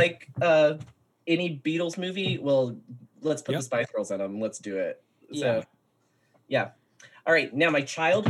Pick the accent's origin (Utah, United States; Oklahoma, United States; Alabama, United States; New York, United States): Alabama, United States; a young queer kid growing up in Alabama.